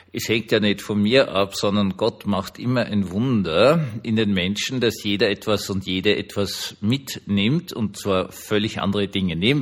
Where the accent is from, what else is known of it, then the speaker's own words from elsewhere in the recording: Austria; ich kann es euch jetzt als Österreicher sagen